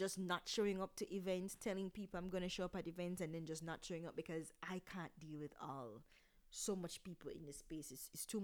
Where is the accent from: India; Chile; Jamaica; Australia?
Jamaica; as Jamaicans, we, for a long time, we didn't take mental health issues seriously